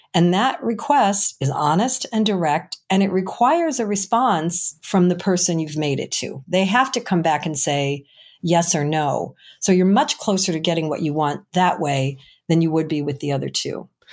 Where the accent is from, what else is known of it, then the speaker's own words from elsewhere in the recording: Chicago, Illinois, United States; I'm from Chicago